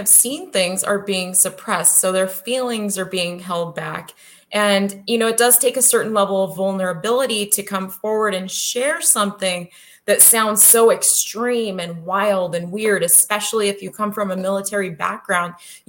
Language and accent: English; California, United States; Well, I came from California.